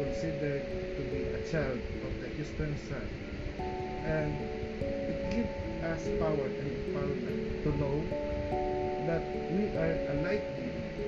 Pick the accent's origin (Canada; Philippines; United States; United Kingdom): Philippines; we are being called as Filipino